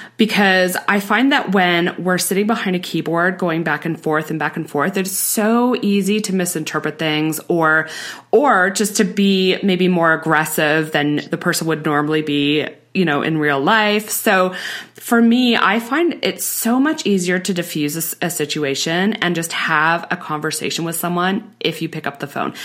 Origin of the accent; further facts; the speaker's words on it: Canada; we're Canadian